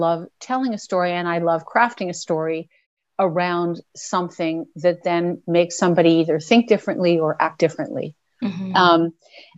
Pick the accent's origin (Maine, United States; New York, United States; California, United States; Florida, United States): New York, United States; moved away as an adult; now in Canada; I did grow up in New York. Yes. I'm from New York